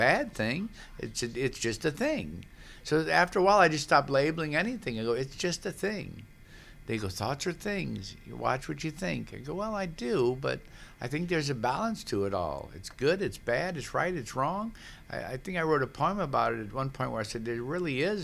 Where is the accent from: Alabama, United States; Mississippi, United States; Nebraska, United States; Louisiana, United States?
Louisiana, United States; New Orleans; growing up in New Orleans